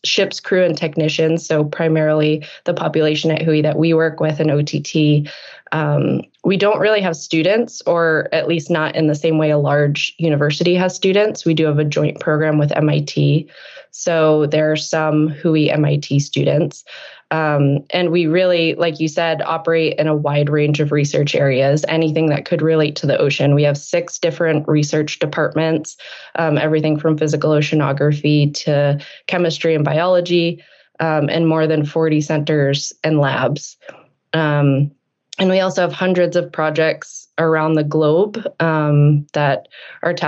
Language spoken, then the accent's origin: English; New England, United States; I grew up in New England